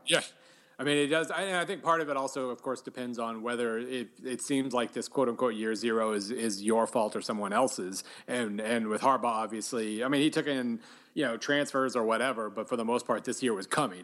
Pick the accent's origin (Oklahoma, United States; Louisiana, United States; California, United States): Oklahoma, United States; I grew up in Oklahoma